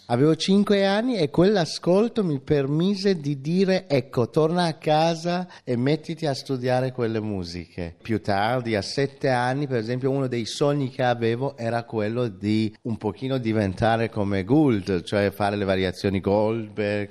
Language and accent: Italian; Iran; moved away; mi ricordo dell'Iran di allora, ovviamente pre, pre-islamica, sono le nostre vacanze al Mar Caspio con la mia famiglia, dove si andava d'estate